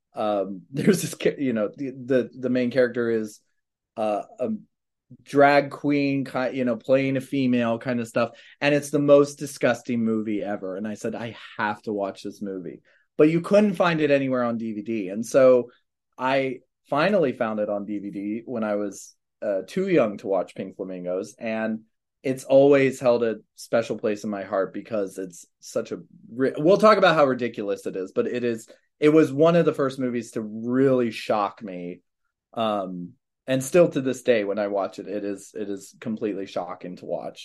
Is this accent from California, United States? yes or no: no; Manassas, Virginia, United States; Manassas, Virginia, so near Baltimore